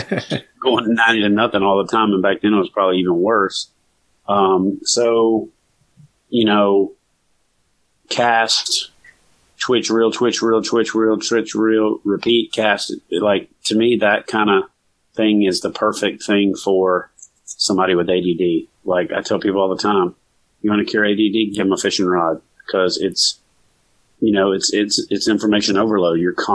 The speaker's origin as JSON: {"language": "English", "region": "the South", "country": "United States", "tie": "born or raised there", "said": "there wasn't a fishing season, you know, growing up in the South. We don't have a fishing season per se."}